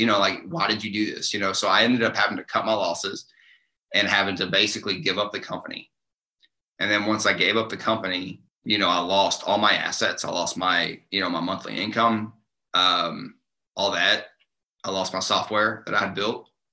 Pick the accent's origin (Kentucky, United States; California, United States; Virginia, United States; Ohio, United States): Kentucky, United States; Eastern; moved away; I grew up in Eastern Kentucky